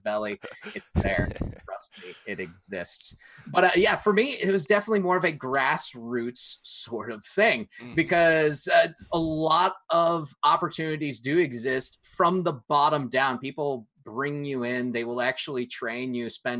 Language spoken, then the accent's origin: English; Hartford, Connecticut, United States; I grew up in Connecticut near Hartford